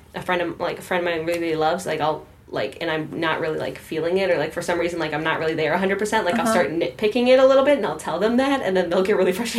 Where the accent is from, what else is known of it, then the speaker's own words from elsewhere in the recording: Milwaukee, Wisconsin, United States; also born or lived in Whitewater, Wisconsin; I'm from Milwaukee, North Milwaukee, but I'm here in for school